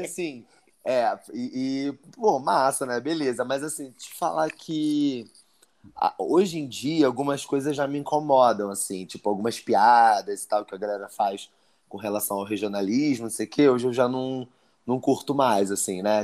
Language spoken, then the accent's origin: Portuguese; Rio de Janeiro, Brazil; accent: carioca; moved away as an adult; now in Brasília, Brazil; eu sou do Rio, né? Minha família é toda de lá ainda. Eu morava no Meier, eu sou nascido lá no Meier, criado no